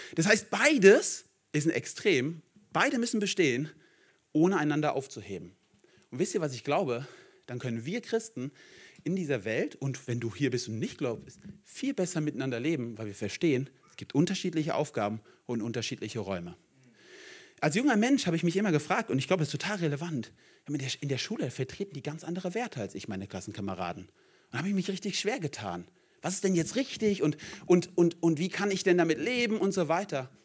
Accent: South Hesse, Germany; now in Düsseldorf, Germany; ich komme eigentlich aus Hessen, bin richtiger Südhesse

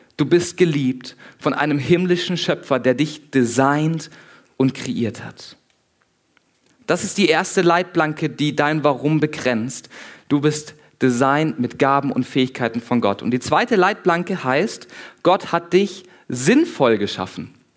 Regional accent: near the Black Forest, Baden-Württemberg, Germany; ich komme unten aus dem Süden, in der Nähe vom Schwarzwald.

